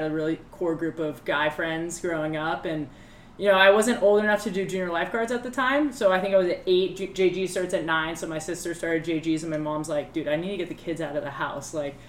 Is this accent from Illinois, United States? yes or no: no; Newport Beach, California, United States; I was born and raised in Newport. Still live there today.